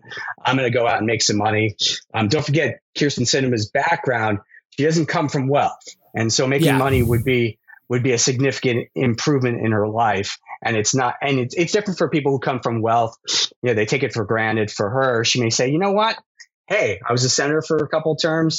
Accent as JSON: {"language": "English", "area": "Long Island", "region": "New York", "country": "United States", "moved": "yes", "said": "I'm from Long Island"}